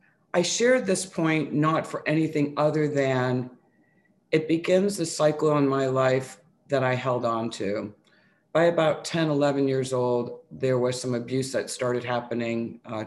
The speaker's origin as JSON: {"language": "English", "town": "New Bedford", "region": "Massachusetts", "country": "United States", "tie": "born or raised there", "also_born_or_lived": "New York", "moved": "yes", "said": "I grew up outside of Boston in a really small town called New Bedford, Mass. I'm originally from New York. And for 7-8 years, I lived in this small, old, it was an old manufacturing town."}